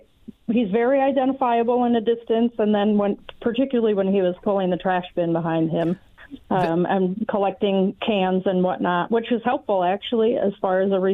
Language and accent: English; Kalamazoo, Michigan, United States; I'm a Kalamazoo girl.